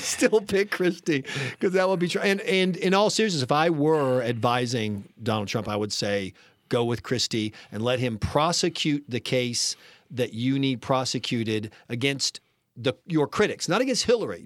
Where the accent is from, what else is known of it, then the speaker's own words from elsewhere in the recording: South Carolina, United States; I'm from South Carolina